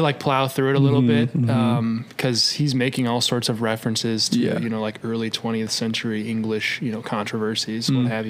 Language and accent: English; Des Moines, Iowa, United States; born or raised there